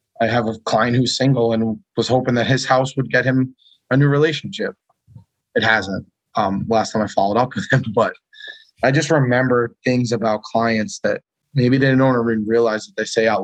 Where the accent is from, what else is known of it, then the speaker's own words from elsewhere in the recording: Long Island, New York, United States; now in Connecticut, United States; Born and raised in Long Island